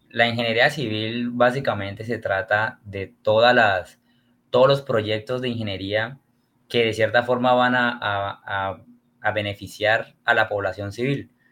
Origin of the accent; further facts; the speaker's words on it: Barrancabermeja, Santander, Colombia; yo soy de una ciudad que se llama Barranca Bermeja, está ubicada en el departamento de Santander